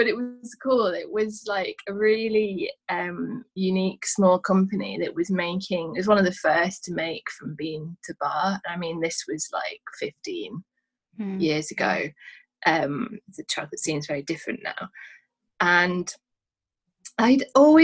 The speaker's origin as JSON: {"language": "English", "town": "Manchester", "region": "North West England", "country": "United Kingdom", "moved": "yes", "lives_now": "London, United Kingdom", "said": "I'm from Manchester originally, and moving down to London"}